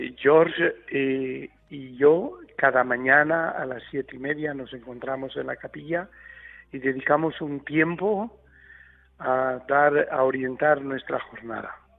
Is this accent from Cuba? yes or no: no; Tilleruelo de Arriba, Castile and León, Spain; now in Aleppo, Syria; Hoy es la fiesta patronal de mi pueblo, de Tilleruelo de Arriba, en la provincia de Burgos